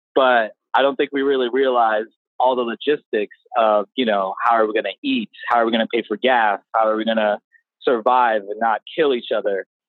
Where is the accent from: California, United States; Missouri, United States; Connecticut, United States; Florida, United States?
Florida, United States; Palm Coast; born or raised there; also born or lived in New Jersey / Coral Springs, Florida; now in San Antonio, United States